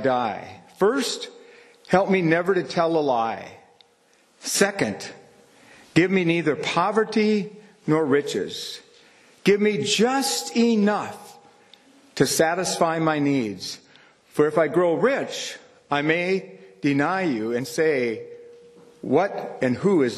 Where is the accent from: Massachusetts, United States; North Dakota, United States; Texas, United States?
North Dakota, United States; Churchs Ferry; I grew up in Church's Ferry, and we'd come to Candu to church